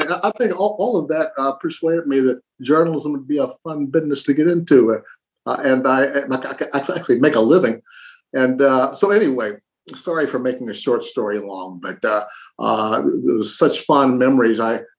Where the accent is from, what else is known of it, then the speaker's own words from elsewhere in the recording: Middletown, Ohio, United States; moved away as an adult; also born or lived in Dayton, Ohio / Chicago; I was born in Dayton and raised in Middletown